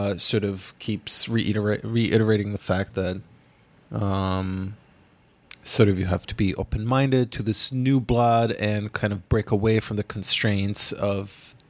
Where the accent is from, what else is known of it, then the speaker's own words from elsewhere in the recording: Ghana; I remember going with my aunt in 2003 in my hometown, Ghana, to see a six-hour-long movie called The Best of Youth